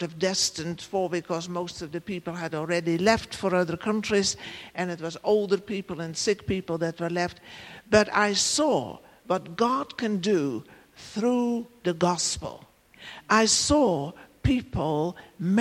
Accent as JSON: {"language": "English", "country": "Netherlands", "also_born_or_lived": "Africa", "moved": "as an adult", "lives_now": "Ireland", "said": "I come from the Netherlands, and, you know, only two provinces in the country are called Holland, so I'm not from that part of the country."}